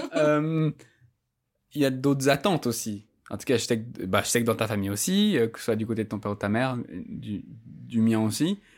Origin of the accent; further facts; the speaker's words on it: Geneva, Switzerland; moi, j'ai grandi à Genève d'un père qui est maghrébin